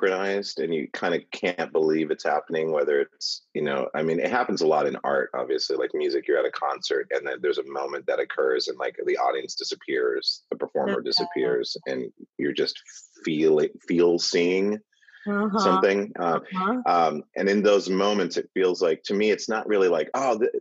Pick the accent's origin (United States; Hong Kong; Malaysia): United States; Montana; I grew up in Montana